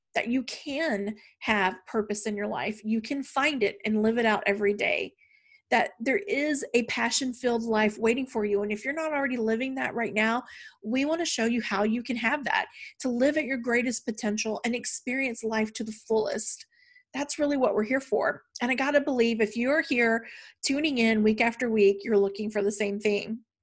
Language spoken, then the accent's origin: English; the South, United States; growing up in the South